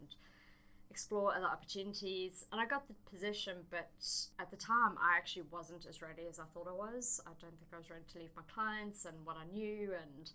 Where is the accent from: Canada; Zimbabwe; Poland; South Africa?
South Africa; moved away as an adult; now in Albany, Australia; I'm originally from South Africa and had a pretty standard upbringing